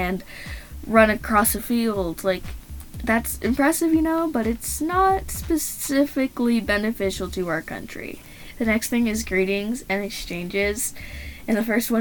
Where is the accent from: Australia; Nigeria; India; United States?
United States; Growing up in America